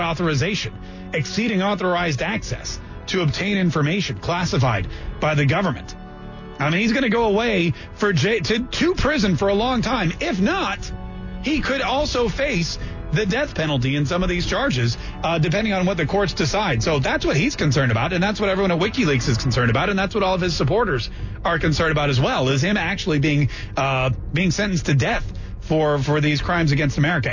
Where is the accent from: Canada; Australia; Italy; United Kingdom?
Canada; now in United States; Canadian by birth, American by the grace of God